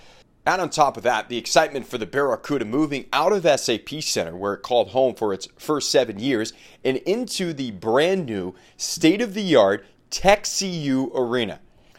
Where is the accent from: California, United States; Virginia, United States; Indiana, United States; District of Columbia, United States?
California, United States; Santa Cruz; I grew up in the Bay Area in Santa Cruz as a Sharks fan. Grew up in the early 90s. I was born in 1990.